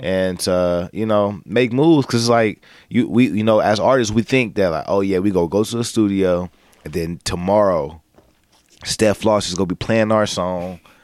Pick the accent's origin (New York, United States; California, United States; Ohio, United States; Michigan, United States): Ohio, United States; Cleveland; I'm from Cleveland